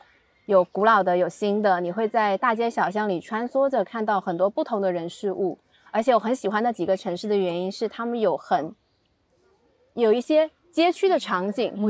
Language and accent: Chinese; Shenzhen, Guangdong, China; also born or lived in Beijing / London; 我会把自己定义为深圳人，虽然我没有出生在这里，但是我从小在这里长大，